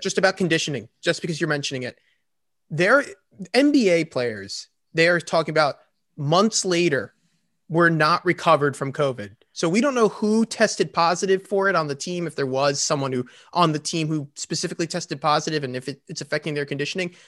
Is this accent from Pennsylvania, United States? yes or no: yes; Philadelphia, Pennsylvania, United States; I'm from Philadelphia